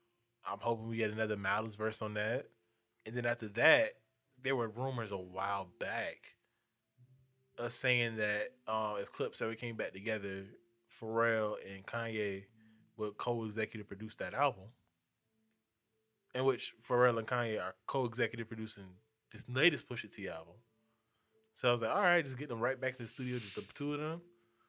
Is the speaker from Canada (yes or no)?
no; Harlem, New York, United States; also born or lived in Memphis; yeah, I'm from Harlem. I grew up in Harlem and all that shit, but I was in Memphis. Like 5 years.